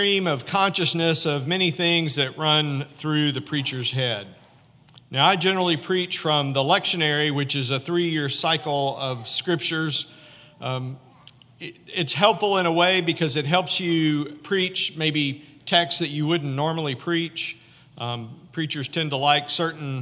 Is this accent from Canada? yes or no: no; Fayetteville, Arkansas, United States; moved away; my hometown, Fayetteville, Arkansas, at 1751 Wheeler Street